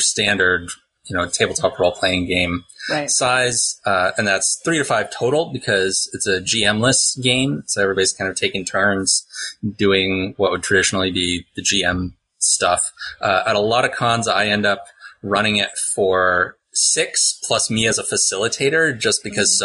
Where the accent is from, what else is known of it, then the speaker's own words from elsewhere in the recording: Pittsburgh, Pennsylvania, United States; I also make maps under the name Mapsburg with an H on it because I'm from Pittsburgh